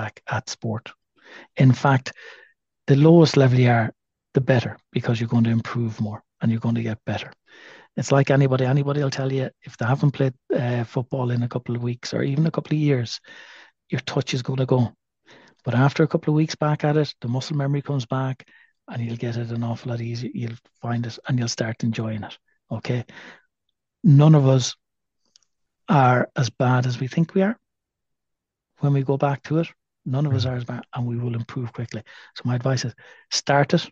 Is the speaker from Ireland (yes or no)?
yes; Athlone, Westmeath, Ireland; now in Galway, Ireland; I'm a Westmead man. I'm an Athlone man